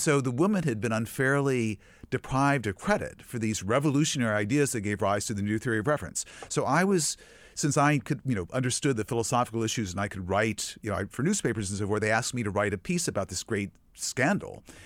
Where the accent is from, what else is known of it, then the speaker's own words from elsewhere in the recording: Virginia, United States; I grew up in Virginia